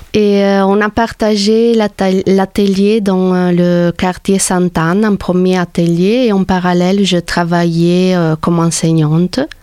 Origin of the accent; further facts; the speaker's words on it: Trieste, Friuli-Venezia Giulia, Italy; moved away as an adult; also born or lived in Paris, France; now in Montpellier, France; je viens d'Italie, de, la ville de Trieste, Trieste